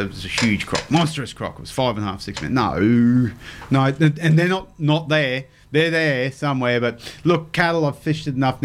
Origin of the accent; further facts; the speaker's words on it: Townsville, Queensland, Australia; I grew up in Mount Louisa. Spent the first half of my life there on the mum and dad's roof.